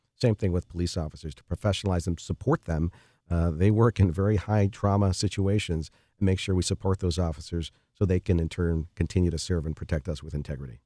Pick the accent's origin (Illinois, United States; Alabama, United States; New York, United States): Illinois, United States; Chicago; I grew up in the Rosa neighborhood of Chicago